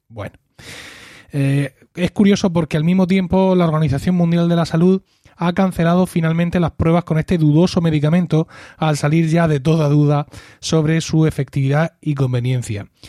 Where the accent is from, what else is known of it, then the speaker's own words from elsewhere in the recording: Spain; en mi país, en España